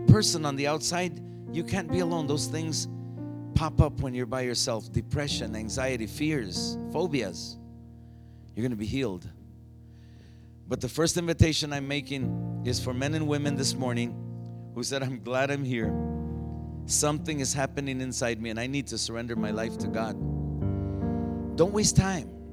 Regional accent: Phoenix, Arizona, United States; I was from Phoenix

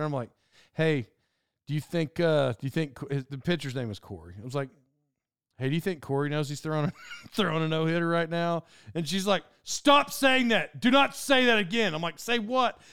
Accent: Cherokee Nation Turnpike area, Oklahoma, United States; in childhood, when I lived there

